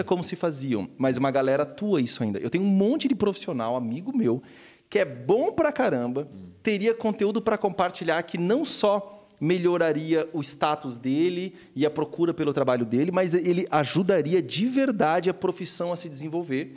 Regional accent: Blumenau, Santa Catarina, Brazil; sou de Blumenau, nasci

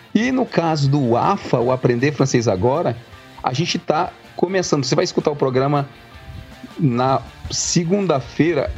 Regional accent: Brazil; moved away; nós quatro crescemos no Brasil, nós cinco, né, crescemos, nós quatro, eu, você, é, nós quatro crescemos no Brasil

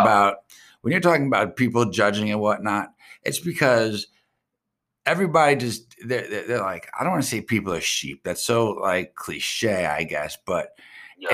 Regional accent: Long Island, New York, United States; I'm from Strong Island

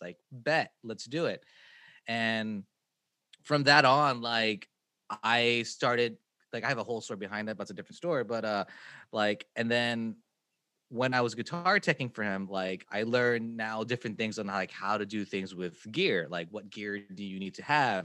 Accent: Kansas City, United States; I'm from Kansas City

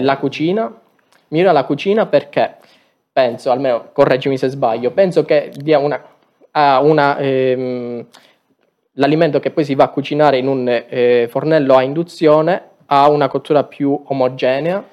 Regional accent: Aragona, Sicily, Italy; Il mio è un paese molto piccolo in provincia di Agrigento

